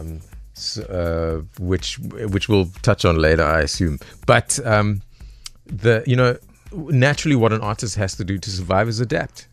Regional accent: Johannesburg, Gauteng, South Africa; Born and raised in the East Rand of, uh, Joburg

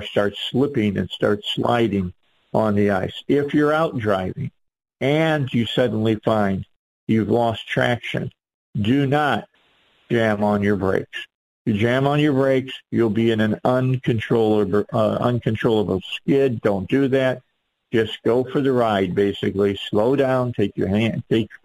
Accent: right outside of Chicago, Illinois, United States; now in Arkansas, United States; I grew up north. I grew up right outside of Chicago.

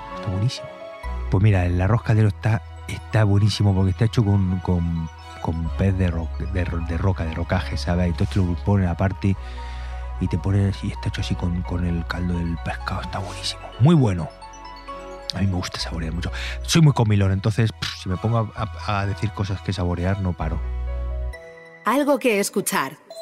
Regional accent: Albacete, Castilla-La Mancha, Spain; Un atardecer en la Mancha. Eso es muy, muy, muy bonito. Porque el horizonte así extendido, la llanura, y, eso en mi tierra

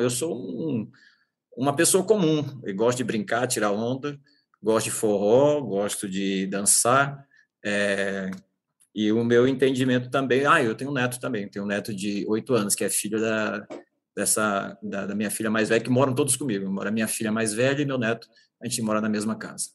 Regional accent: Northeast Region, Brazil; now in São Paulo, Brazil; sou nordestino

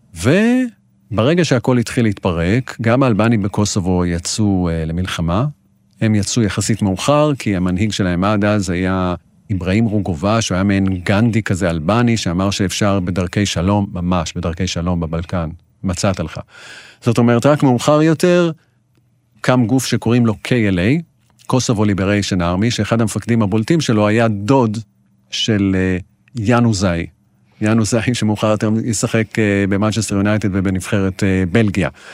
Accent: Israel; אני ישראלי, יהודי

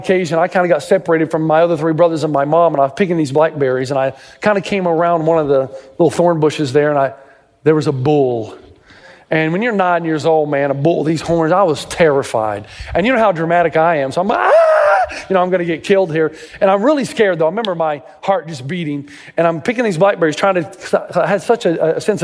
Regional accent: Tennessee, United States; I grew up in Tennessee

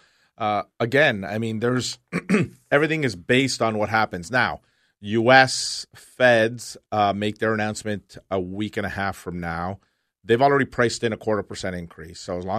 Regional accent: Canada; it's disappointing as a Canadian to see our government officials.

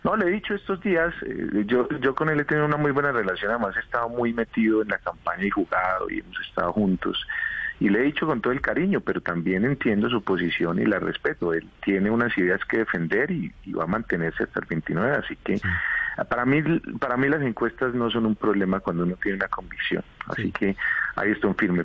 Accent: Boyacá, Colombia; en mi tierra

